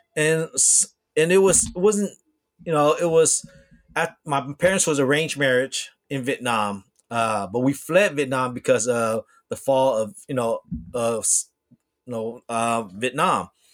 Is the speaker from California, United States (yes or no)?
yes; Bay Area, California, United States; also born or lived in Hong Kong; growing up in the Bay Area